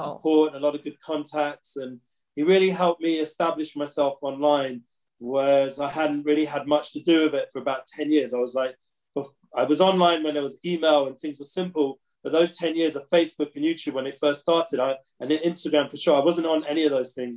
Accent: London, United Kingdom; now in Israel; growing up in London

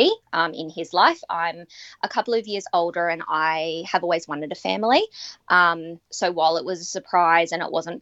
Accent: Australia; now in Mount Isa, Australia; I'm Australian

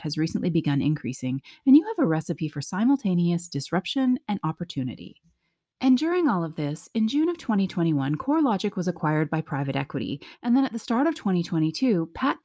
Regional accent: Canada; I am also Canadian

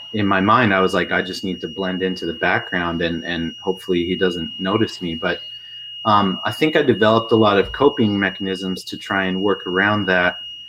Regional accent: Ridgefield, Connecticut, United States; also born or lived in Oregon; Yeah, in a small town in Connecticut called Ridgefield.

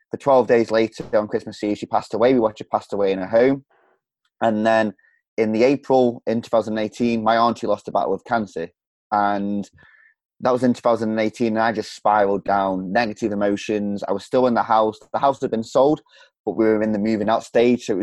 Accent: Stoke-on-Trent, West Midlands, United Kingdom; From, uh, from England, the middle of England

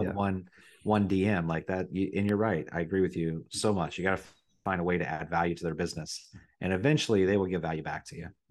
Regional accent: Riverside, Ohio, United States; also born or lived in Dayton, Ohio; I was born in Dayton, but I grew up in Riverside, Ohio

